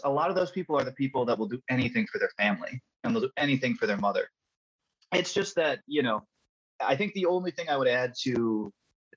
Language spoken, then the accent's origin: English; Midwest, United States; I was born in Midwest